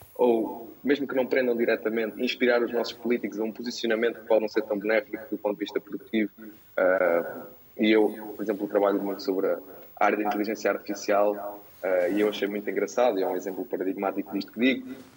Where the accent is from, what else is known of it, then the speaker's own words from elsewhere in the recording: Portugal; enquanto portugueses